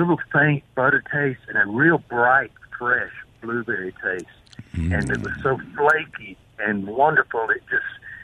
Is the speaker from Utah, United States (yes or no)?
no; Mississippi, United States; I'm one of the Mississippians